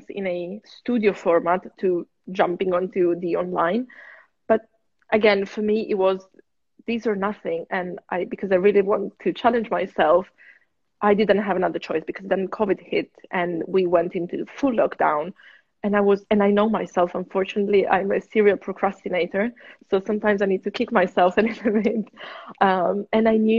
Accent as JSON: {"language": "English", "area": "near Turin", "region": "Piedmont", "country": "Italy", "moved": "yes", "lives_now": "London, United Kingdom", "said": "I'm from Italy."}